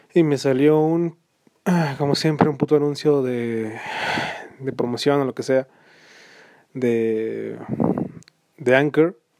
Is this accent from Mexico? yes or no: yes; Mexico; soy mexicano